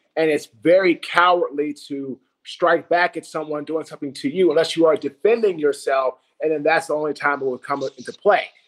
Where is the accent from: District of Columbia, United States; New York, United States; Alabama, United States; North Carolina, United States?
District of Columbia, United States; Washington; I'm from Washington, D.C.